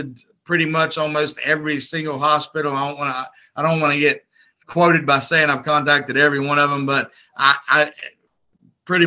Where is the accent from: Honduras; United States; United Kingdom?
United States; I'm an American